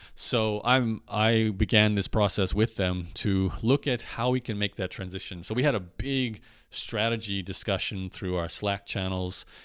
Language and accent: English; Brisbane, Queensland, Australia; also born or lived in Canada; now in Lviv, Ukraine; Brisbane, where I was born in Australia